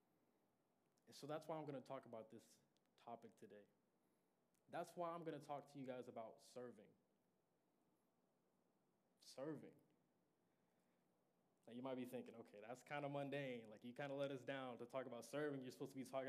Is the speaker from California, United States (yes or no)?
no; Sand Springs, Oklahoma, United States; I'm from Sand Springs.